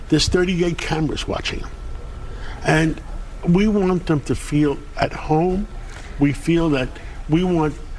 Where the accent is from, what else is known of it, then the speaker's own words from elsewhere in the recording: New York City, New York, United States; I'm a New Yorker for 70 years